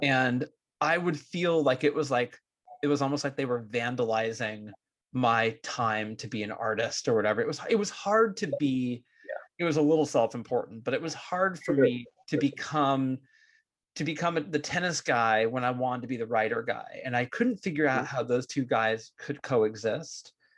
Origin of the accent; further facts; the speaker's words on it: Bay Area, California, United States; growing up in the Bay Area as like a jittery Jewish kid